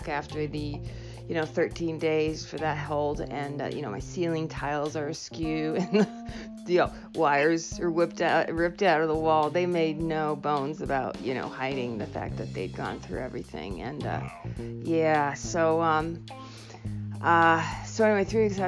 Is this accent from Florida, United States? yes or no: no; New Hampshire, United States; also born or lived in Ohio; I grew up in New Hampshire, and I went to school out in Ohio and went back out there to get my master's, and then moved back here, Portsmouth area.